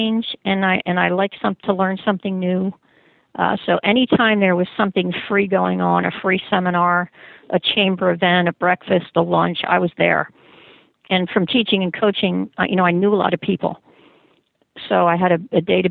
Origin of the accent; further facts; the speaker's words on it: Philadelphia, Pennsylvania, United States; moved away as an adult; also born or lived in Berks County, Pennsylvania; I was originally from Philadelphia, Pennsylvania, and got a teaching job in Berks County, where I now work